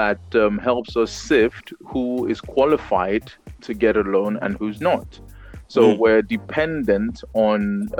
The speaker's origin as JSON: {"language": "English", "region": "Lagos", "country": "Nigeria", "tie": "born or raised there", "said": "Growing up in Nigeria"}